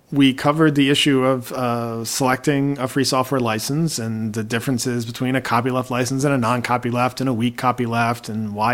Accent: Baltimore, Maryland, United States; When I was growing up in Baltimore, there were two DJs

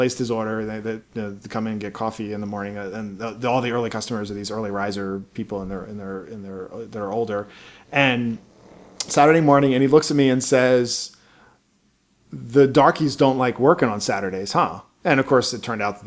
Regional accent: Baltimore, Maryland, United States; I grew up in Baltimore, Maryland in the 80s

